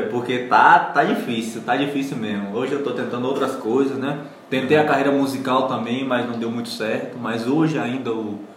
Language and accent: Portuguese; Rio Grande do Sul, Brazil; Então, cara, eu vim do Rio Grande do Sul, né? Sou gaúcho, sofri muito no Otomar por causa disso.